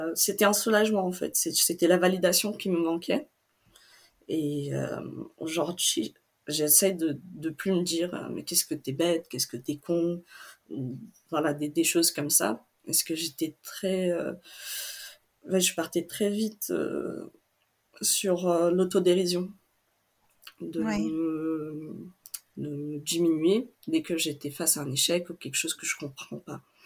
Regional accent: Brazil; first language Portuguese; French is a second language; moved away as an adult; also born or lived in Chambéry, France; now in Grenoble, France; Je viens du Brésil

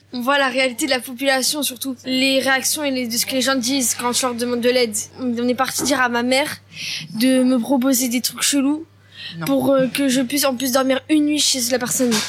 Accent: France; nous-mêmes, en tant que Français

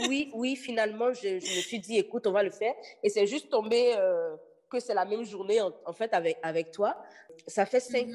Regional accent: Benin; now in Montreal, Canada; je suis béninoise d'origine. Je vis à Montréal

